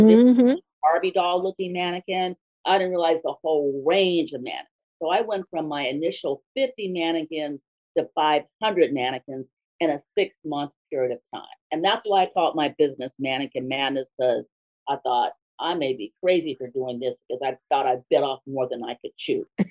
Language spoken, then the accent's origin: English; Los Angeles, California, United States; I grew up in Los Angeles